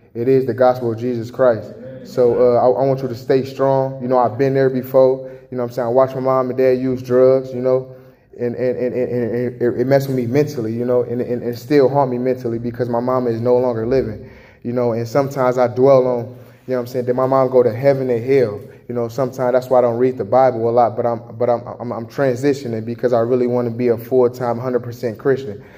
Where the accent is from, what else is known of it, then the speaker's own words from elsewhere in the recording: Chicago, Illinois, United States; now in Jackson, Michigan, United States; I was born and raised in Chicago